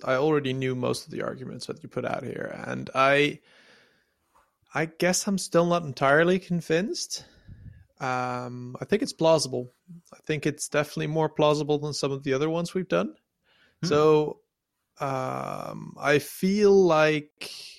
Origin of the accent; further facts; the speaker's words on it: Sri Lanka; I'm from Ceylon. Somebody in my family knows this.